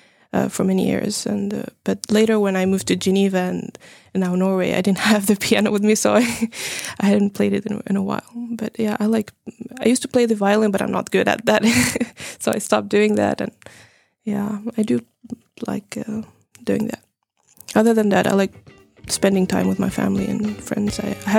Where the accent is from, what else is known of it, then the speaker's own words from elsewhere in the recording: Tunisia; also born or lived in Finland; I'm from Tunisia and Finland, so I'm mixed. I did my bachelor degree in Tunisia in biotechnology.